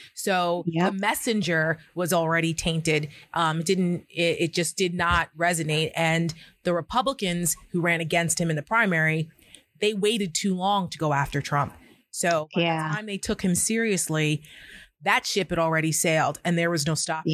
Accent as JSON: {"language": "English", "region": "New Jersey", "country": "United States", "said": "I come from New Jersey"}